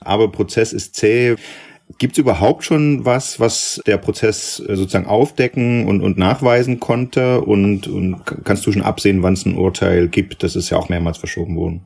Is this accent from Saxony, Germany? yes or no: yes; Saxony, Germany; wir, also du und ich, in Sachsen aufgewachsen